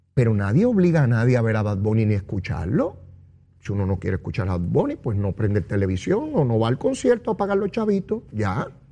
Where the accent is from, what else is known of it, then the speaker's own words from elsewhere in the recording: Puerto Rico; tan boricuas como ustedes y como yo